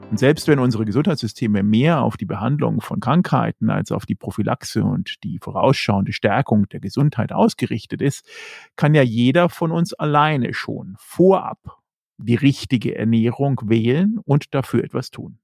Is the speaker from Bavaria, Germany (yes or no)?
yes; Berchtesgadener Land, Bavaria, Germany; bei uns in Bayern, im Berchtesgadener Land